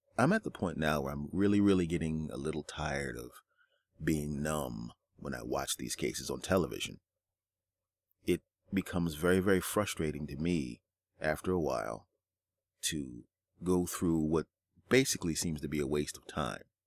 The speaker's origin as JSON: {"language": "English", "country": "United States", "said": "as American citizens"}